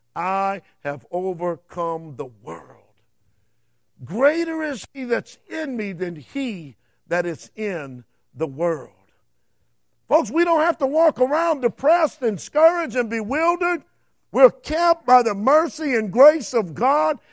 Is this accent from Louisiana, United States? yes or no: yes; Cajun, Louisiana, United States; I'm a Cajun